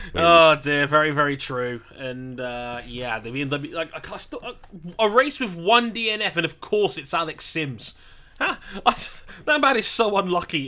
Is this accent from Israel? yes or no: no; United Kingdom; being British